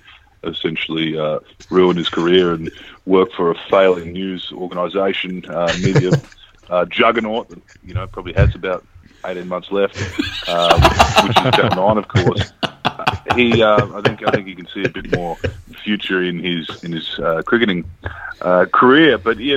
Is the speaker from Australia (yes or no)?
yes; Australia; I think to just say I'm Australian is selling yourself short a bit